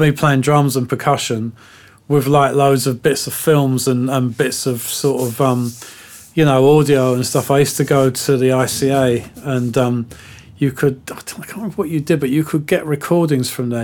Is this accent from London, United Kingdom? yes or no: yes; London, United Kingdom; growing up in West London at that time